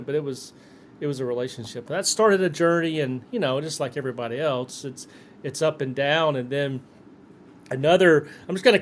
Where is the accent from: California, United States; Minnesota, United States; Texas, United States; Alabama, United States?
Alabama, United States; Selma; I was born and raised in Selma, Alabama